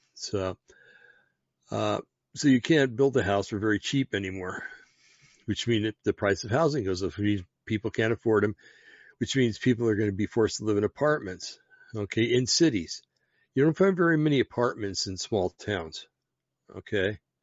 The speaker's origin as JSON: {"language": "English", "area": "Bergen County", "region": "New Jersey", "country": "United States", "said": "I'm from Bergen County, New Jersey"}